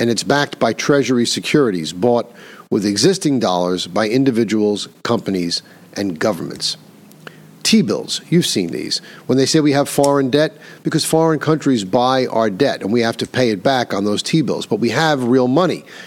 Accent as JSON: {"language": "English", "region": "New York", "country": "United States", "tie": "born or raised there", "said": "Here in my home state of New York"}